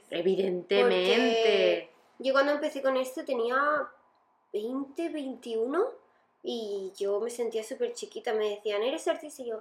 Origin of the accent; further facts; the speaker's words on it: Colombia; No, no nena, soy colombiana.